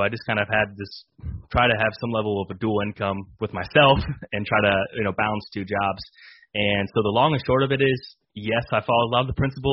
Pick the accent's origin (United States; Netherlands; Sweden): United States; Illinois; born and raised in Illinois